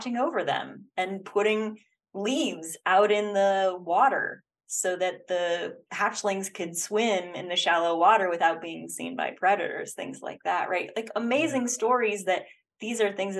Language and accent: English; Oregon, United States; I grew up in Oregon and we had outdoor school where an entire week of fifth grade, we spent it outside